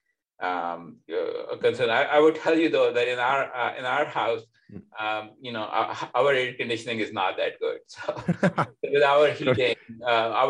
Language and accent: English; Pakistan; now in United States; growing up in Pakistan, where it tends to be significantly hotter than, for example, here in America, where I am